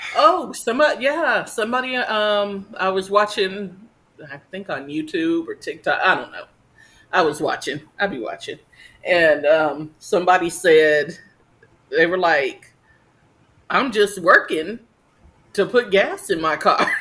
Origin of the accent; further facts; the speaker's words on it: New Jersey, United States; moved away; I guess my hometown, not so much yours, but. Nah, Jersey